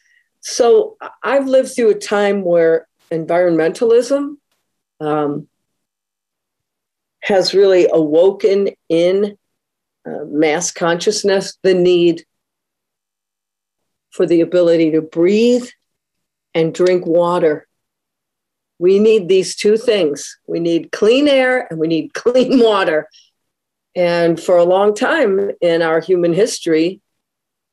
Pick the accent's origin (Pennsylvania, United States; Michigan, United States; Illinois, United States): Michigan, United States; Detroit; I'm originally from the Metro Detroit area, and to grow up in Detroit in the 70s and 80s